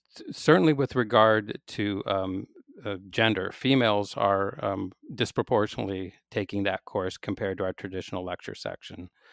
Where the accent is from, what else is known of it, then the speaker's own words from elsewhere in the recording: Seattle, Washington, United States; I grew up in Seattle, so I was a undergraduate at the University of Washington in Seattle.